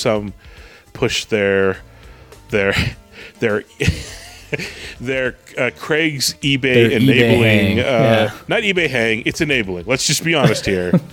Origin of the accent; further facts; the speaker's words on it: Canada; I'm Canadian